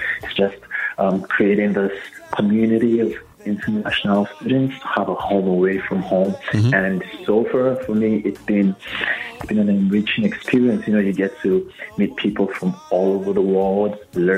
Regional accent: Nigeria; now in Columbia, United States

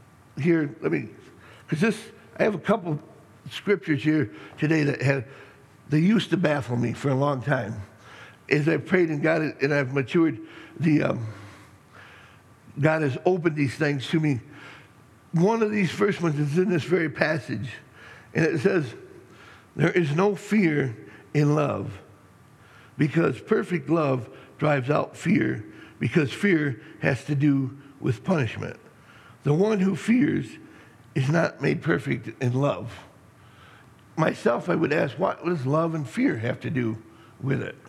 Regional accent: Middleton, Michigan, United States; I grew up in Middleton

